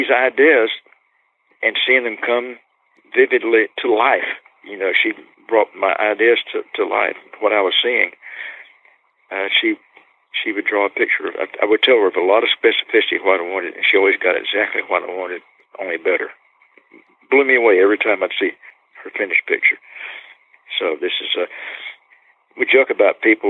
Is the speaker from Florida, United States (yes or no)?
yes; Polk County, Florida, United States; She and I were both born and raised in Polk County, Florida, and both of us brought up in little Orange Grove towns in the same